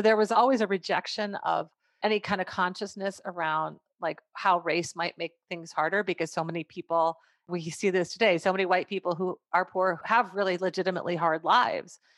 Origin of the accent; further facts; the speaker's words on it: McGregor, Minnesota, United States; I grew up in McGregor, went to McGregor High School